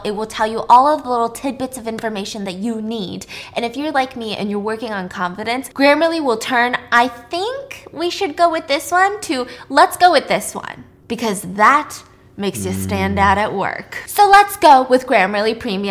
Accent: United States; I'm American

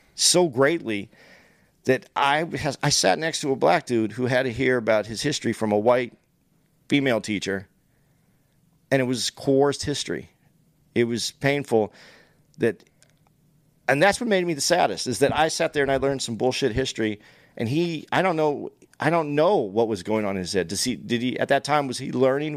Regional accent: United States; I'm an American. I was born here. I've taken benefits from here. I rooted here.

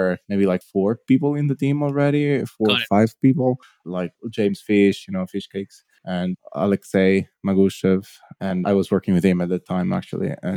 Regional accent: Italy; I'm from Italy, based currently in Italy as well, central Italy

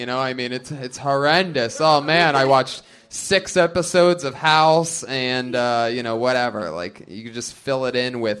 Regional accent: Florida, United States; I grew up in Florida. Oh, the trash I've seen.

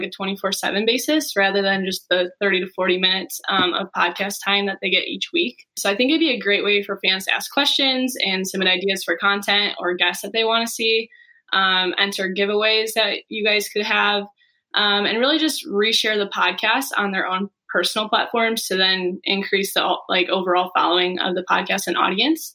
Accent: Manteno, Illinois, United States; also born or lived in Bourbonnais, Illinois; I'm from Manteno, Illinois

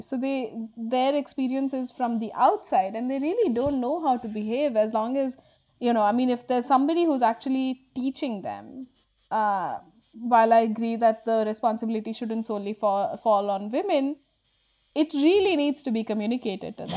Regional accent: Bangalore, Karnataka, India; I grew up in Bangalore when Bangalore was becoming a tech hub

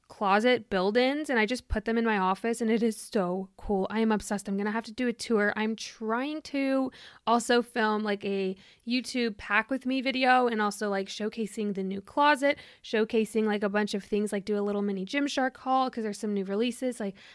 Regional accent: Germany; I have been, you know, I was born in Germany. I've moved around there a lot.

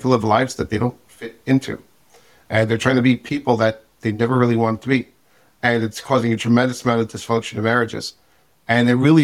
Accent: New York City, New York, United States; I am originally from Brooklyn. Grew up in a regular modern Orthodox-ish family.

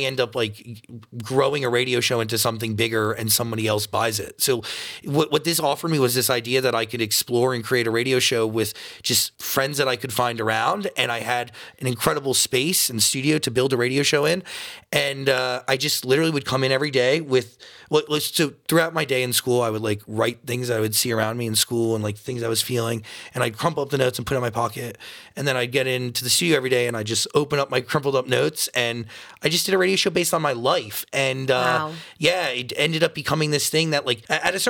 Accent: Wayne, New Jersey, United States; I'm from Wayne, New Jersey.

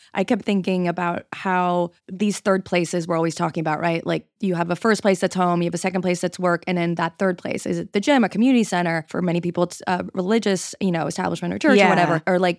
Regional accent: Montreal, Quebec, Canada; I grew up in Montreal. My grandmother came from Hungary and she spoke English kind of, but no French.

